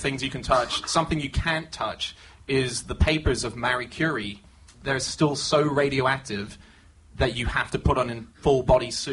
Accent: Australia; now in United Kingdom; I'm an Australian

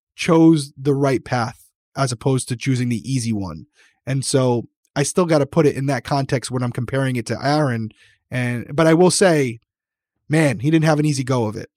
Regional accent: Rhode Island, United States; accent: Rhode Island; my Rhode Island accent

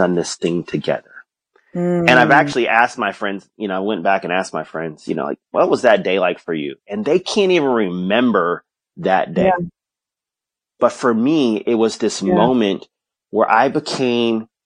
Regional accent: Houston, Texas, United States; now in Austin, United States; I grew up in Houston

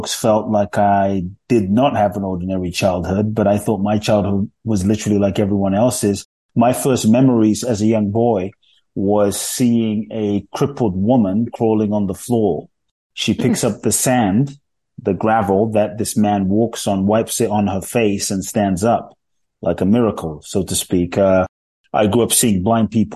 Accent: London, United Kingdom; born or raised there; moved away as an adult; also born or lived in Ghana; now in United States

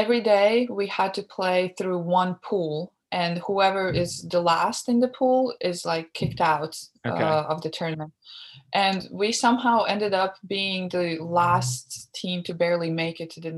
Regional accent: Latvia; moved away as an adult; now in Los Angeles, United States; my hometown

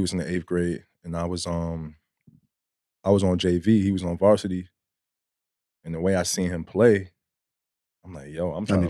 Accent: New York City, New York, United States; from the Bronx, born and raised. Mm-hmm. Love my city.

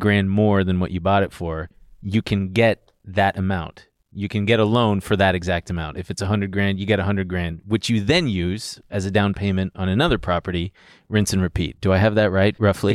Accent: Long Beach, California, United States; moved away as an adult; now in New York, United States; I'm from Long Beach.

